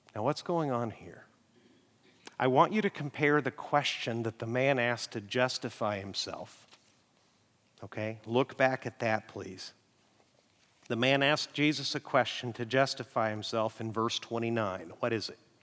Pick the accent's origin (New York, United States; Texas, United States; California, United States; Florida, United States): Texas, United States; Amarillo; moved away; My hometown is Amarillo